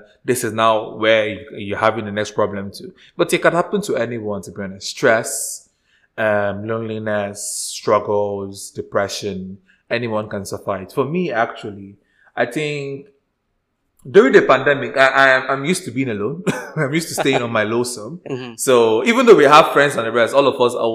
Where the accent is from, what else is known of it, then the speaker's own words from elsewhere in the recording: Nigeria; moved away; I am still Nigerian deep down